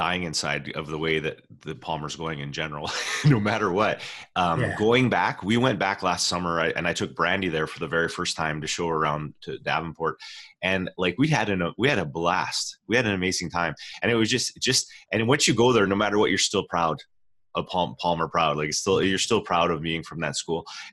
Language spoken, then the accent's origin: English; Canada; we're from Canada.